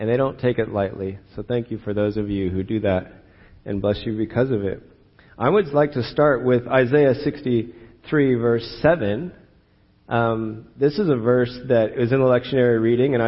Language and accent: English; California, United States; I'm born and raised in California